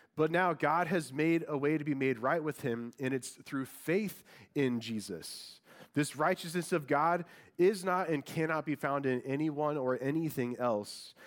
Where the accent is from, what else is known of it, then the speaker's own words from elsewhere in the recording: Indiana, United States; moved away; I'm from Indiana, and I, I was born and raised a huge Colts fan